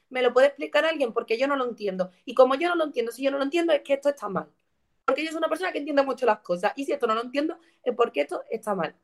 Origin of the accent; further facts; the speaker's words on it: Écija, Andalusia, Spain; Écija, por ejemplo, mi pueblo